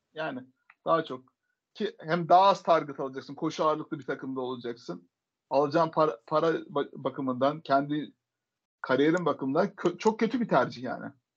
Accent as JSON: {"language": "Turkish", "region": "Adana", "country": "Turkey", "tie": "born or raised there", "said": "Boston Massachusetts doğumlu değilim Adana doğumluyum ben"}